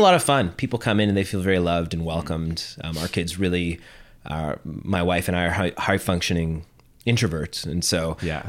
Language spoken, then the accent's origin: English; Ottawa, Ontario, Canada; moved away as an adult; also born or lived in Toronto; now in Halifax, Canada; growing up in Ottawa